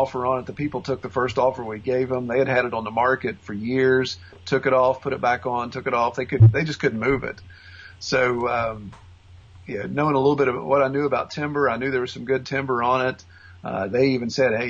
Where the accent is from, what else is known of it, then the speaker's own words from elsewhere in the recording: West Virginia, United States; moved away as an adult; also born or lived in Orlando, Florida / St. Cloud, Florida; I grew up in West Virginia. I was born and raised.